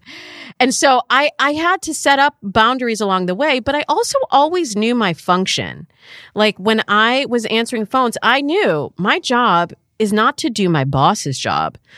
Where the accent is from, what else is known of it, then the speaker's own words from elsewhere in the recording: Michigan, United States; moved away; I'm from the Midwest, like, I'm from Michigan